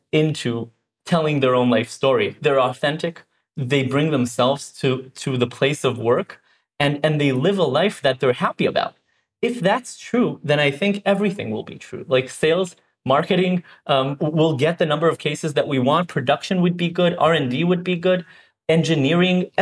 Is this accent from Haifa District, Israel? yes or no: no; Herzliya, Tel Aviv District, Israel; Born and raised in Israel, grew up in Herzliya, but actually in the nearby kibbutz, Glilia